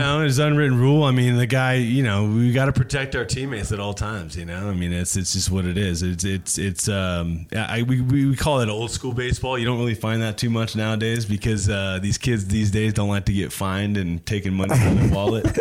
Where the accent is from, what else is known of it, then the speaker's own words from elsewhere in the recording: Santa Clarita, California, United States; I grew up in, uh, in Los Angeles, okay. just north of LA, uh, downtown there, in a little place called uh, Santa Clarita Valley, um, Valencia. Um, uh, just grew grew up there, born and raised